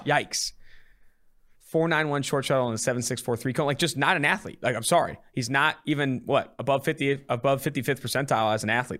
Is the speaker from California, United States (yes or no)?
yes; California, United States; now in Cincinnati, United States; I'm originally from California